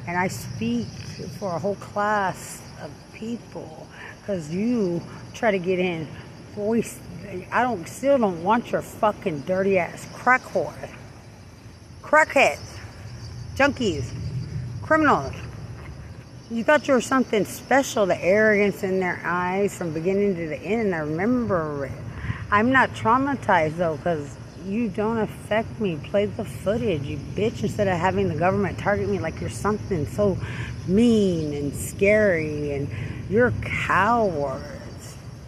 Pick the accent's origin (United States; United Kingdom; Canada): United States; Lubbock, Texas; Because I'm from Lubbock.